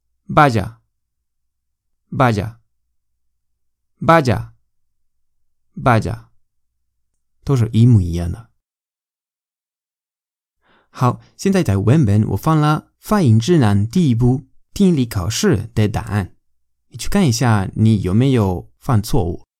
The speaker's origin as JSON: {"language": "Chinese", "country": "Spain", "second_language": "Chinese", "said": "我是没有地方口音的西班牙人，我爸妈都是老师。所以在家里，我们讲的西班牙语非常标准"}